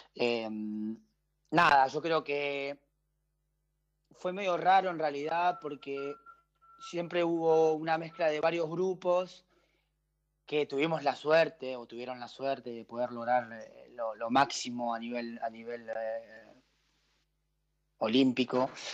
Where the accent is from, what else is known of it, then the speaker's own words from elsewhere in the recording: Argentina; moved away as an adult; also born or lived in Switzerland / Belgium; en Argentina que arrancamos en marzo y y terminamos en noviembre